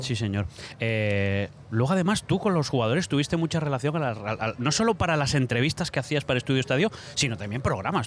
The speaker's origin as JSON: {"language": "Spanish", "region": "Asturias", "country": "Spain", "said": "yo que soy asturiano"}